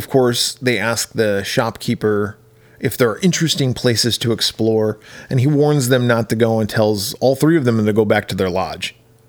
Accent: Wisconsin, United States; I grew up in Wisconsin, where it snows.

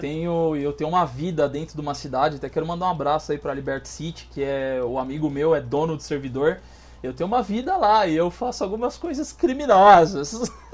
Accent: Osasco, São Paulo, Brazil; also born or lived in Minas Gerais; now in Pato Branco, Brazil; eu nasci em Minas e cresci em São Paulo. Então eu morava em Osasco

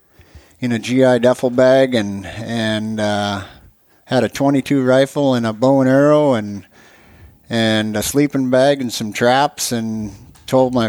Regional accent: Michigan, North Dakota, United States; moved away as an adult; now in Alaska, United States; North Dakota

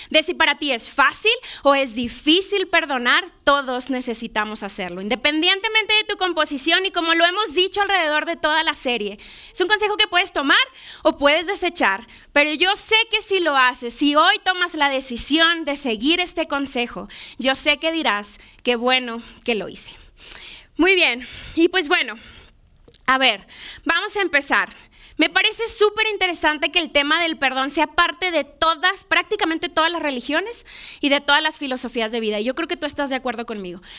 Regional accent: Monterrey, Nuevo León, Mexico; now in Mexico City, Mexico; yo soy yo soy de Monterrey, no, no tengo acento, ya no tengo acento

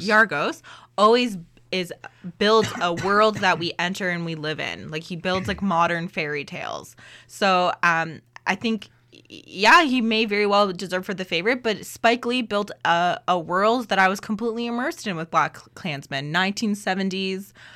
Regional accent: Canada

